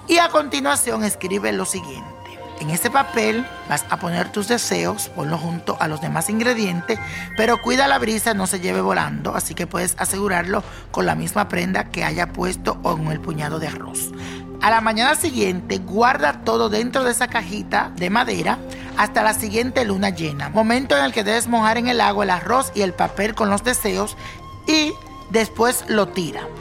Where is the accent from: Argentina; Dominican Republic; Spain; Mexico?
Dominican Republic; en mi país, República Dominicana